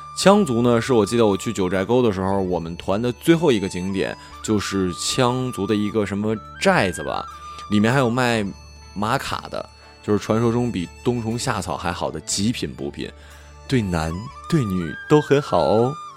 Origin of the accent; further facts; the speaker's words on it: Jilin, China; 我们家是吉林的嘛，所以我们这儿有很多的少数民族，主要的有满族和朝鲜族